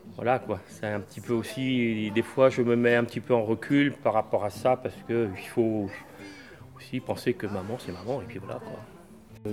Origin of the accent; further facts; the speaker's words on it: Brittany, France; now in Angers, France; on m'appelle le Breton puisque je suis Breton